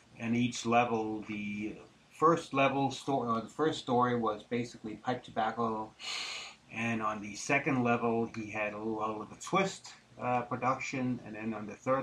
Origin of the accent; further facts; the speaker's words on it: Denmark; also born or lived in Geneva, Switzerland; now in Charlotte, United States; I grew up in Denmark for the most part